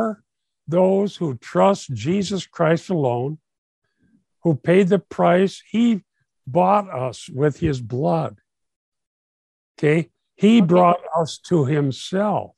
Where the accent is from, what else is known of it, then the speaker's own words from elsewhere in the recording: Minnesota, United States; I'm from Minnesota